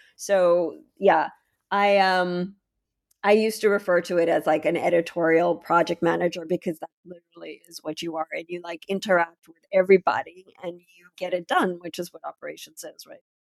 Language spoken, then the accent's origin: English; Ukraine; now in United States; I'm from the Ukraine